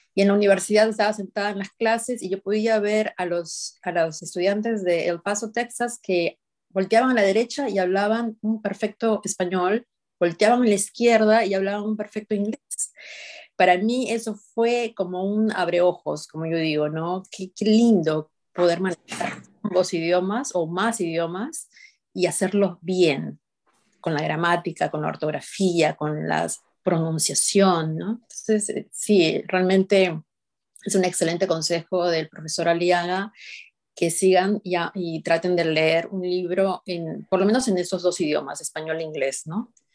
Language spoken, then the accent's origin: Spanish; Peru; moved away as an adult; now in United States; yo soy de Perú